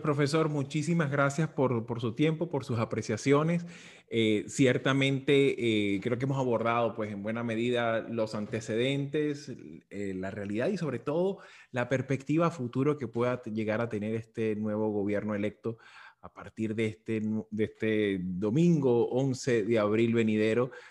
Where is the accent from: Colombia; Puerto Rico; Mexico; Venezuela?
Venezuela; como venezolano